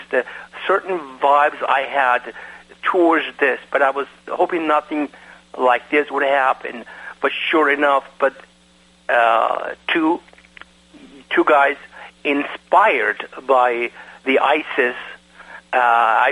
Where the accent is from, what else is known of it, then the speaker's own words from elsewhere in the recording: Iran; now in United States; I am from Iran. Because of the fact that in my country of Iran that I was born